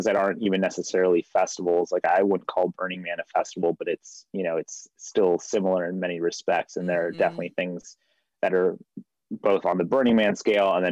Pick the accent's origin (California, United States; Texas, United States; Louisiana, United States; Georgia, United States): California, United States; outside Los Angeles, Southern; I'm from Southern California, just a little bit outside Los Angeles.